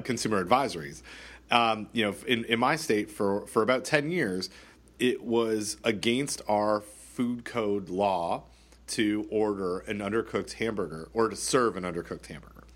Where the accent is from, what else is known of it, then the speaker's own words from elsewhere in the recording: Canada; I'm Canadian